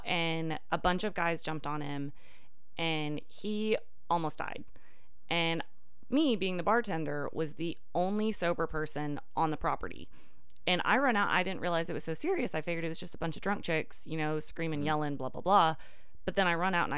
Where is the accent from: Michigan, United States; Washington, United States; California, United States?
Washington, United States; moved away as an adult; also born or lived in Southern Oklahoma; now in Tulsa, United States; I'm actually originally from Washington State